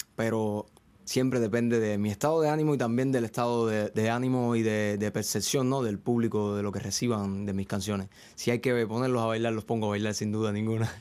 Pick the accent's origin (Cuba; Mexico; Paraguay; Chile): Cuba; Venezuela, Ciego de Ávila; moved away as an adult; now in Spain; yo soy de Venezuela, Cuba. Hay un pueblecito en Cuba que se llama Venezuela, en la provincia de Ciego de Ávila